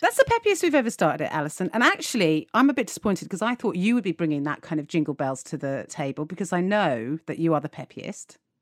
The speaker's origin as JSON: {"language": "English", "region": "England", "country": "United Kingdom"}